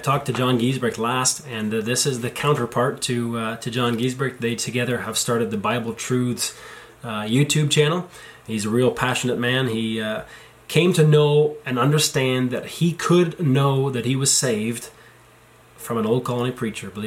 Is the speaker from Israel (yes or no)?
no; Tillsonburg, Ontario, Canada; I was born in Tillsonburg, too